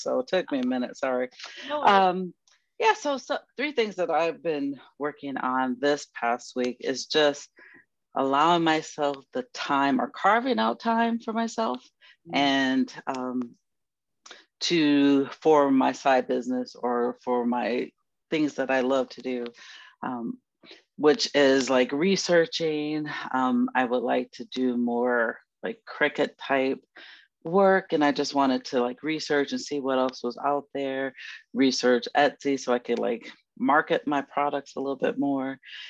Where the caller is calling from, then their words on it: Maryland, United States; I am from Maryland, the DMV area.